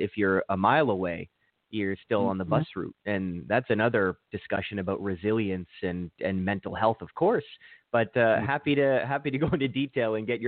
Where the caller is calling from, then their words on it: Toronto, Ontario, Canada; I'm calling from Toronto, and that's in Canada, and we have plenty of snow here.